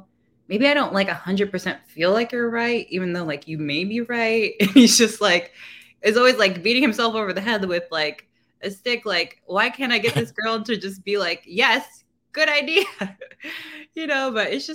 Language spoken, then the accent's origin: English; California, United States; moved away as an adult; now in Washington, DC, United States; I'm originally from California